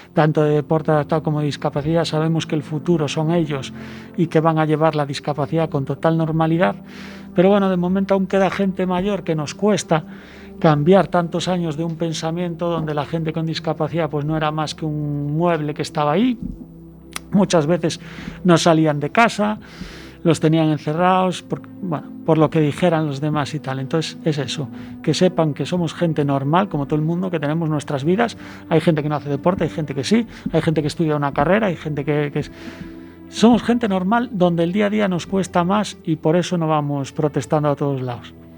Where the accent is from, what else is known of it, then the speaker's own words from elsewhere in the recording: Asturias, Spain; soy asturiano